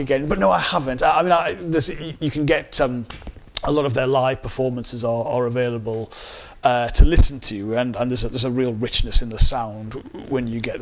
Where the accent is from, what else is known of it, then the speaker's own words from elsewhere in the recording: Sunderland, North East England, United Kingdom; accent: Sunderland; moved away as an adult; now in Greater Manchester, United Kingdom; I'm really proud to have grown up in the Northeast, to be from Sunderland, but I went just a few weeks after my 18th birthday, I arrived in Manchester in 1998